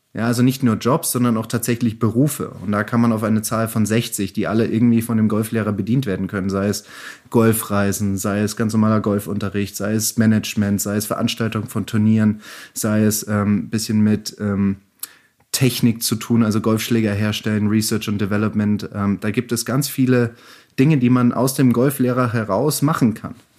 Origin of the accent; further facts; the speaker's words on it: Germany; bei uns in Deutschland